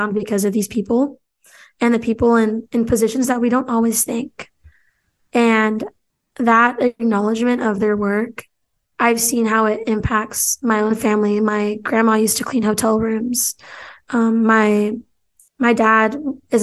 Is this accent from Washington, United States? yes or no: yes; Pasco, Washington, United States; also born or lived in Seattle, Washington; downtown Pasco here in my hometown.